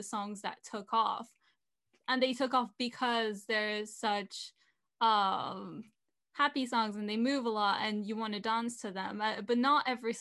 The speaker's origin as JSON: {"language": "English", "country": "France", "tie": "born or raised there", "also_born_or_lived": "England", "said": "I grew up mostly in France"}